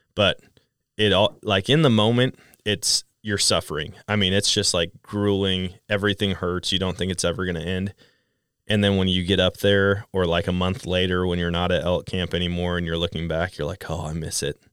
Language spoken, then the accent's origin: English; Wisconsin, United States; moved away; growing up in Wisconsin and then going out west.